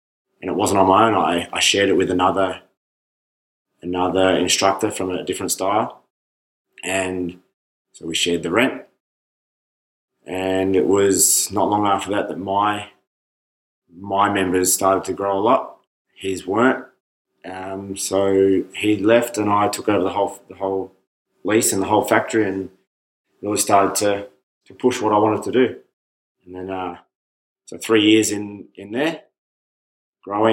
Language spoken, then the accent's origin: English; Stawell, Victoria, Australia; So I'm from Stawell, which is 3 hours west of Melbourne. Small country town with one option.